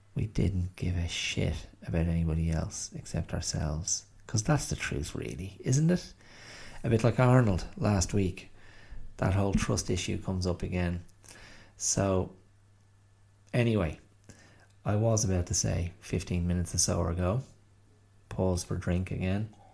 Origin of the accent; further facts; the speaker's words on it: Ireland; on which to place oneself as an Irish person